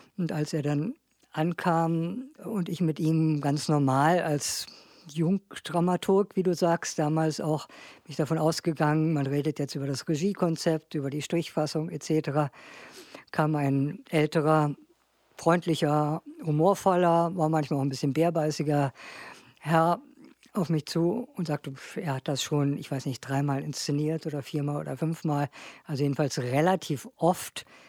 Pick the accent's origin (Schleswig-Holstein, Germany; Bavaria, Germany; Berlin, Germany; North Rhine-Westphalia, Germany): Berlin, Germany; ich bin in Berlin groß geworden habe auch in Berlin studiert